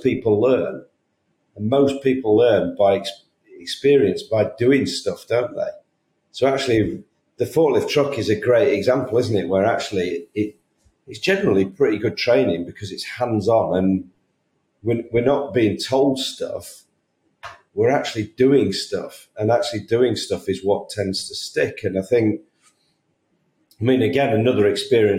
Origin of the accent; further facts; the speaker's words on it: United Kingdom; I'm a Brit